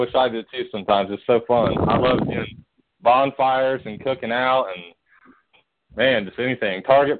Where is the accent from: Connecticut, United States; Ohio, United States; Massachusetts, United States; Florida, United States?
Ohio, United States; near Cincinnati; I'm from Ohio, but I pretty much, you know where Cincinnati is, right?